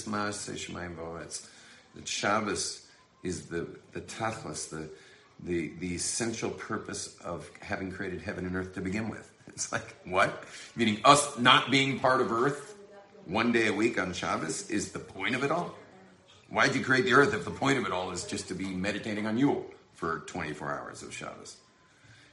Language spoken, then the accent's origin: English; Los Angeles, California, United States; I'm from Hollywood